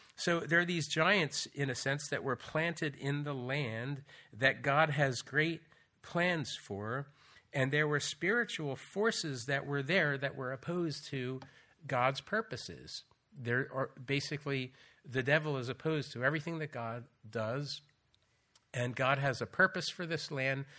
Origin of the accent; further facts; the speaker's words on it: United States; moved away as an adult; also born or lived in Austria; now in York, United Kingdom; I'm British and American. My mother was born in England, so I was able to get a British passport through her